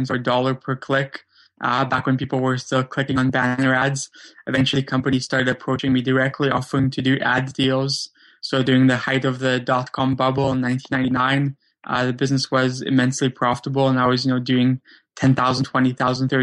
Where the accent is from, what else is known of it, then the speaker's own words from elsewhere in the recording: Vancouver, British Columbia, Canada; also born or lived in Krakow, Poland; I grew up in Vancouver, Canada, though I was originally born in Krakow, Poland